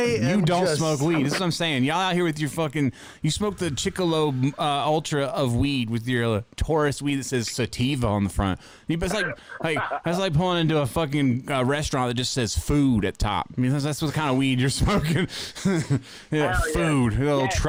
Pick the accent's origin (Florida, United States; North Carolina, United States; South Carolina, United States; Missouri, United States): North Carolina, United States; I'm from North Carolina, and this here's my favorite movie.